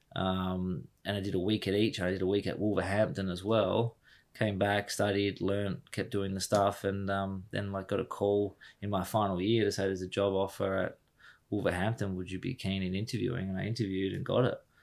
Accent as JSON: {"language": "English", "town": "Harvey", "region": "Western Australia", "country": "Australia", "tie": "born or raised there", "also_born_or_lived": "United Kingdom", "moved": "as an adult"}